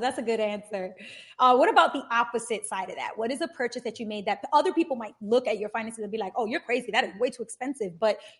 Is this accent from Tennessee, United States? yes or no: no; New York City, New York, United States; also born or lived in Long Island City, Queens; now in New York City, United States; I grew up and was born and raised in Bushwick and moved. I lived in Bushwick for a very long time.